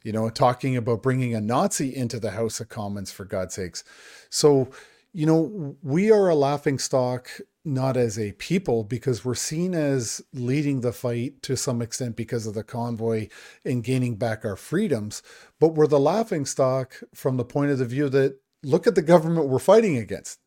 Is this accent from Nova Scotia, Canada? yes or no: no; Niagara Falls, Ontario, Canada; So I grew up in Niagara Falls, Ontario. That's where I was born, raised, went to high school there.